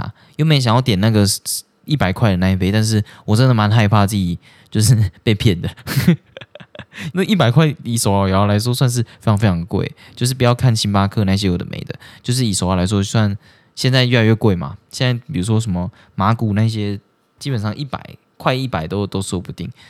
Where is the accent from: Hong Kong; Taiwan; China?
Taiwan; 我们是台湾人，然后我们就在那边聊天什么的